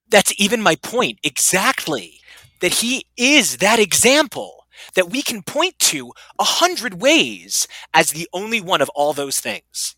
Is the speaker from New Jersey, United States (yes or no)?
yes; New Jersey, United States; I'm from New Jersey